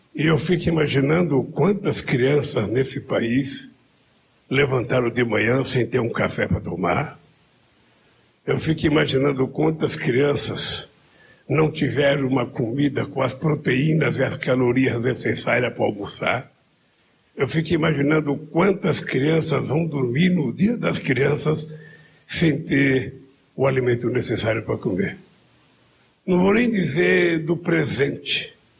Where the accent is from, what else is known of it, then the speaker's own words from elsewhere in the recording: Pernambuco, Brazil; não sou baiano, sou pernambucano